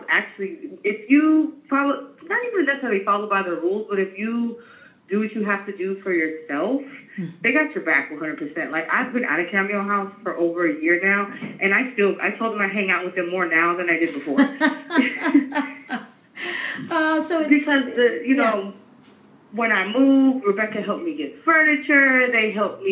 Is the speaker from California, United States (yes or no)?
yes; San Francisco, California, United States; I'm from San Francisco. I'm 36 years old. I've been in San Francisco my whole life